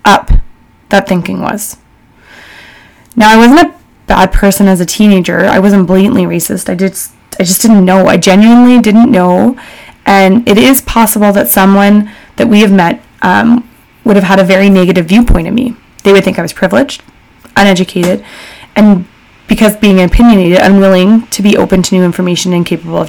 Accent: Calgary, Alberta, Canada; So being born and raised in Calgary by all rights in a privileged family

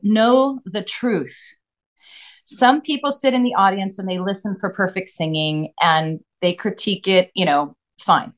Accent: Claremont, California, United States; also born or lived in Los Angeles, United States / St. Helena, United States; and then we moved to Claremont

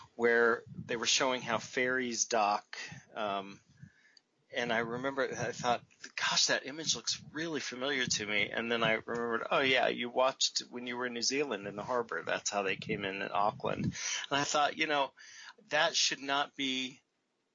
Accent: United States

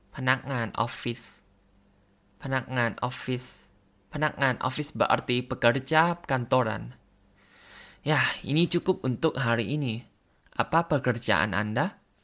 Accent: Thailand; Indonesian is a second language; dari Thailand.

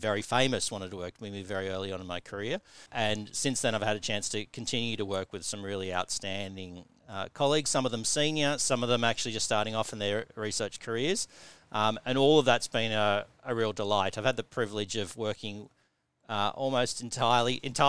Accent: Tasmania, Australia; moved away as an adult; also born or lived in Newcastle, England; growing up in Tasmania

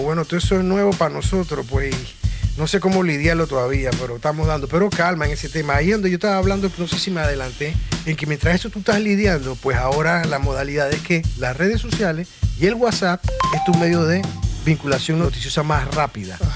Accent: Panama; La clásica del panameñorro, somos muy hard nosotros

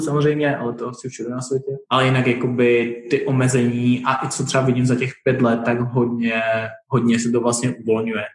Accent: Czechia; moved away as an adult; now in Dubai, United Arab Emirates; Předtím já jsem celou dobu žil vlastně v Česku

